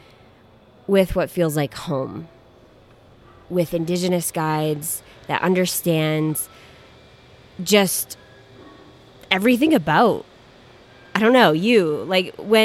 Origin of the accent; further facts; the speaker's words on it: Maine, United States; I grew up in Wabanaki territory, so what is now Maine.